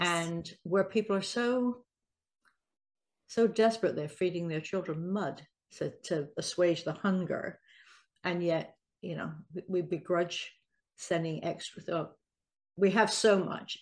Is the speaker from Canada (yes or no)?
no; England, United Kingdom; I'm English